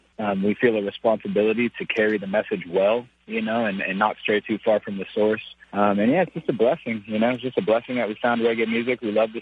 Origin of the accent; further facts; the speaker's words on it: West Coast, United States; growing up on the West Coast, I was always surrounded by hip hop and rock and roll and reggae.